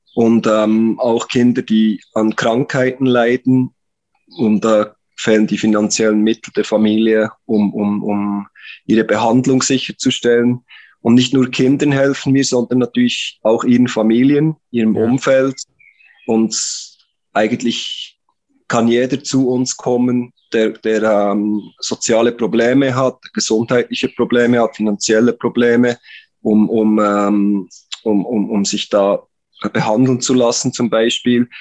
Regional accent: Interlaken, Bern, Switzerland; accent: Swiss; moved away; also born or lived in Philippines; bin Schweizer, das hört man vermutlich an meinem Akzent, komme aus der Region Bern, beziehungsweise Interlaken.

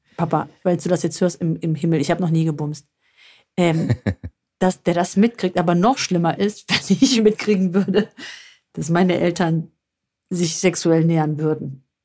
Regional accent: northern Greece, Greece; now in Germany; von uns aus Nordgriechenland

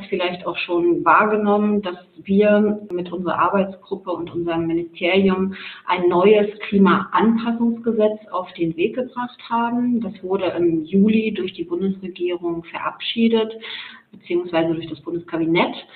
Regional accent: Mecklenburg-Vorpommern, Germany; moved away as an adult; also born or lived in Leipzig; Ich stamme ursprünglich aus Mecklenburg-Vorpommern.

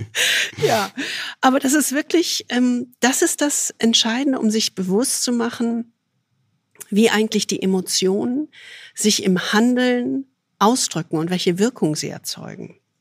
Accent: Rhineland, Germany; ich als rheinisches Naturgewächs

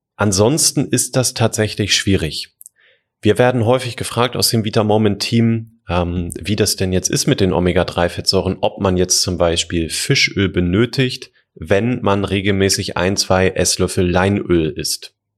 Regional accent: Germany; bei uns in Deutschland

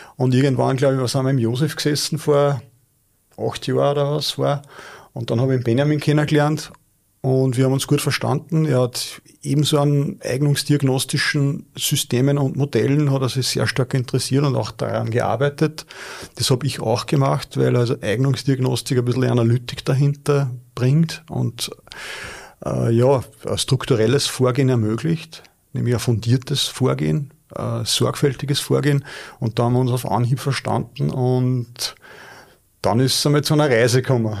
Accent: Linz, Upper Austria, Austria; als Linzer

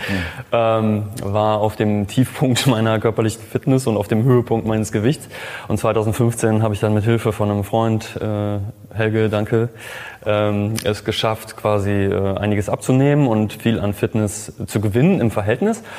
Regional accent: Cologne, North Rhine-Westphalia, Germany; ich bin äh, Kölner, ich bin Designer

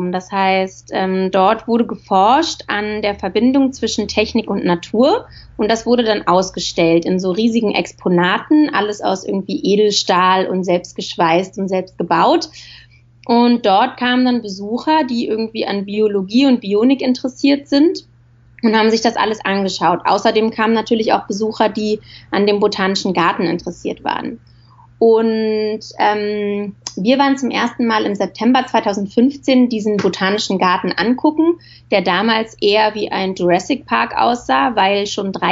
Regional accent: Berlin, Germany; Äh, also, aufgewachsen bin ich in Berlin und habe da zuerst Film- und Fernsehproduktion studiert in Potsdam an der Filmschule Konrad Wolf.

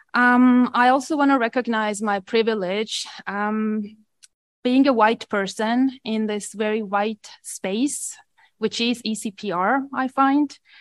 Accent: Estonia; accent: Eastern European; English is a second language; also born or lived in Manitoba, Canada; now in Canada; I have a privilege of coming from Eastern Europe. I'm originally from Estonia

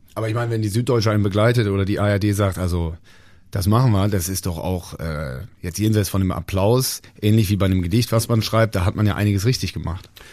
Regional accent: Bonn, North Rhine-Westphalia, Germany; Bonn, meine Heimatstadt

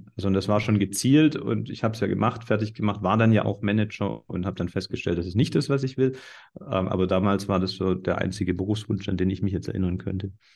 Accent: Baden-Württemberg, Germany; bei uns in Baden-Württemberg

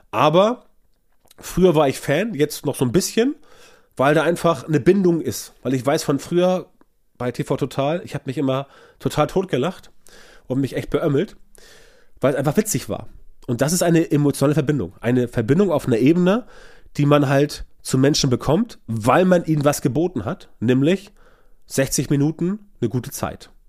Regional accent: Hamburg, Germany; Ich komme ja aus Hamburg und kann dir erzählen, wie das ist mit dem HSV.

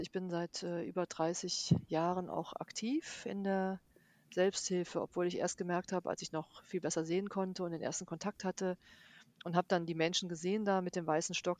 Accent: Bonn, North Rhine-Westphalia, Germany; ich bin ja aus Bonn

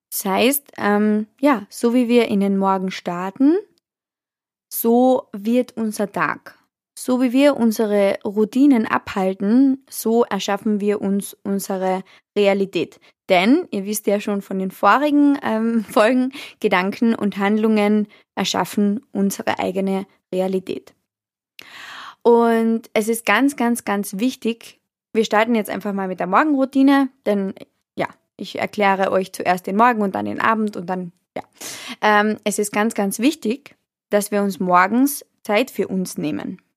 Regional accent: Austria; ich weiß nicht, wie das zum Beispiel in Deutschland abläuft, aber bei uns in Österreich ist es so

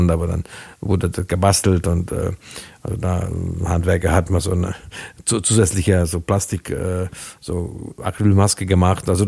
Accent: Hungary; born there; German is a second language; Also zum Beispiel mein Geburtsland in Ungarn wurden viel früher als in Deutschland, wesentlich früher

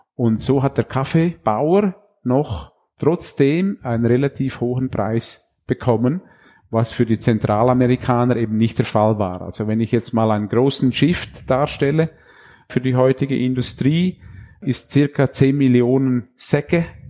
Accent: Graubünden, Switzerland; moved away as an adult; ich bin im Bündnerland aufgewachsen und da mit 20 Jahren ins Unterland gekommen

